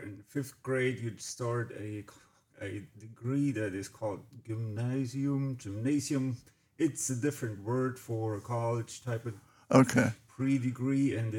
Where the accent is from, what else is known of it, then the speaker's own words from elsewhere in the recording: Bavaria, Germany; moved away as an adult; now in Batesville, United States; I was born in Germany, a small town called Butchlow City in Bavaria, which is where I spent actually 40 years of my life, and I was raised, and I raised my family there. And I went to a local school.